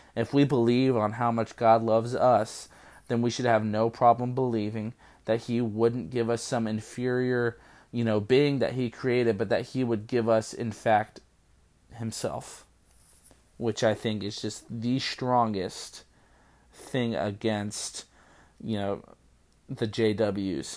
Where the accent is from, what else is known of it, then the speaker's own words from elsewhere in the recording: California, United States; when I grew up in California